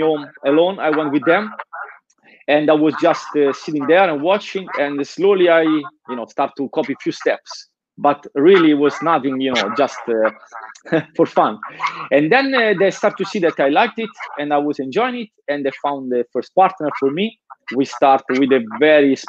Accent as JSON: {"language": "English", "town": "Nettuno", "region": "Lazio", "country": "Italy", "tie": "born or raised there", "second_language": "English", "moved": "as an adult", "lives_now": "Denmark", "said": "I grew up in a very small town in Italy. It's called Nettuno, and it's just on the coast, south of Rome"}